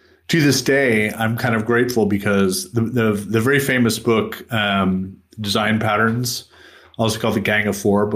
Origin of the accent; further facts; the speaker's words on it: United States; moved away; I grew up in the United States